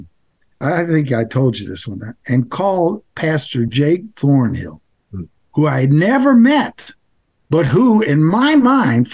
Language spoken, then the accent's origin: English; Nashville, Tennessee, United States; When I grew up in Nashville, Tennessee, there were white people, there were Black people, and there were Jews.